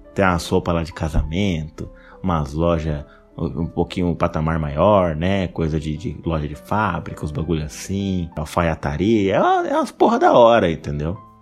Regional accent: Mogi das Cruzes, São Paulo, Brazil; Eu sou daqui de Mogi

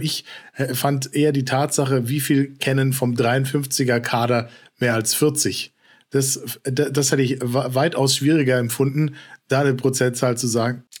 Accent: Frankfurt, Hesse, Germany; als gebürtiger Frankfurter

